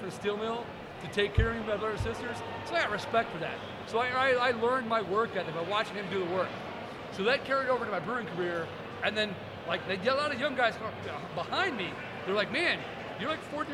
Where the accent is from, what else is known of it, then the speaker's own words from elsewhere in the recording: Northern Indiana, United States; moved away as an adult; also born or lived in Kentucky / Bloomington, Indiana; now in Long Island, United States; I grew up in Northern Indiana.